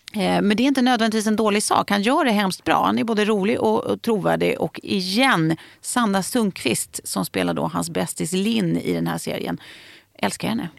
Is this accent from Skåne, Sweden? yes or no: no; Lidingö, Stockholm County, Sweden; jag växte upp på Lidingö och det var ju ändå nära stan